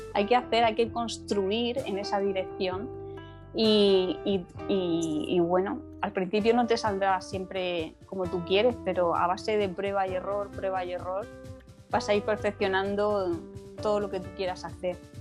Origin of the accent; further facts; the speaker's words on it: Murcia, Region of Murcia, Spain; aquí en mi ciudad, que es a la que se lo debo todo, porque eh, siempre lo digo, me siento muy murciana